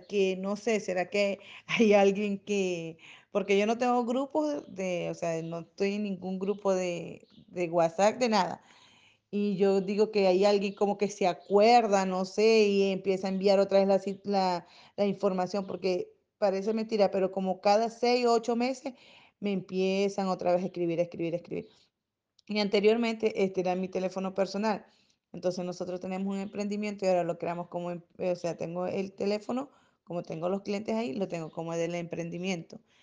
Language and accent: Spanish; Venezuela; now in Chile; yo soy venezolana